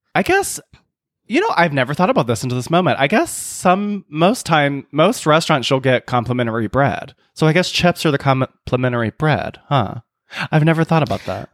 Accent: South Carolina, United States; moved away; growing up in South Carolina

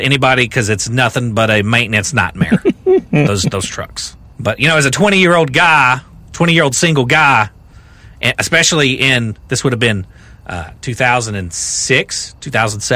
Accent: Brodhead, Kentucky, United States; I grew up in Rockcastle County, Kentucky

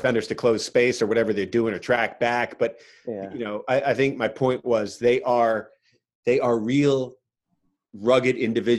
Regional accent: United States; as an American fan here

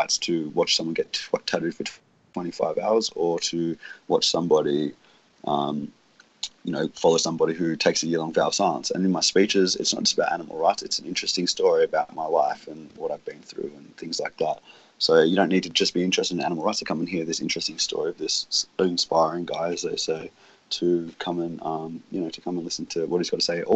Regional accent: Australia; my home country, Australia

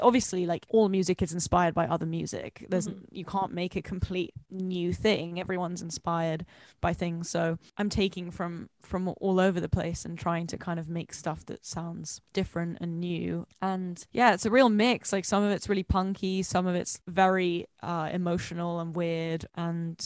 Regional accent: London, United Kingdom; I'm from London

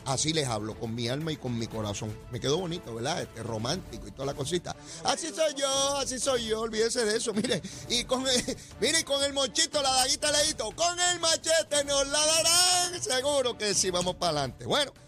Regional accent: San Juan, Puerto Rico; en Capetillo, en Río Piedra, donde yo me crié, allí en Sabanayana

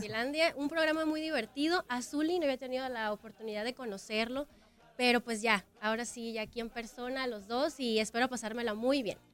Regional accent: Sonora, Mexico; accent: golpeado; now in Guadalajara, Mexico; soy de Sonora

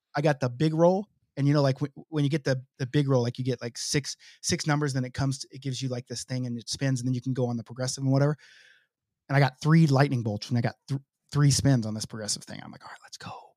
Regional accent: Oklahoma City, Oklahoma, United States; moved away; my hometown, Oklahoma City

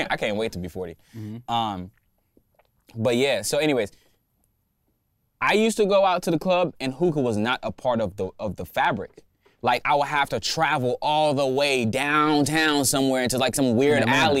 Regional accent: Atlanta, Georgia, United States; I'm from Atlanta, bro.

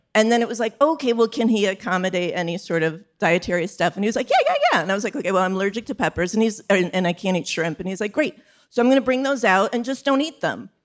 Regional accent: Chicago, Illinois, United States; now in New York, United States; I'm from Chicago

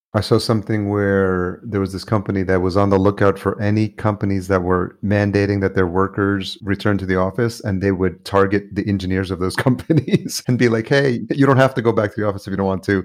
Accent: just outside New York, United States; also born or lived in El Salvador; I grew up in just outside New York and lived in New York City

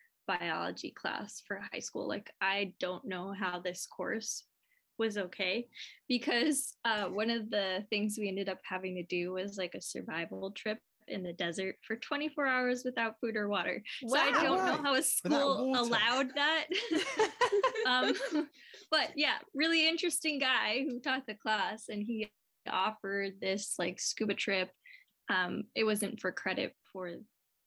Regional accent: Mesa, Arizona, United States; moved away as an adult; now in Maryland, United States; I grew up in Arizona

